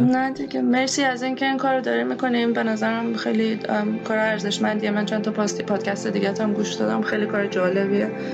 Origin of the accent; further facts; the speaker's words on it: Iran; moved away; also born or lived in Haiti; حتی توی ایران حتی توی من توی دهه 60 بزرگ شدم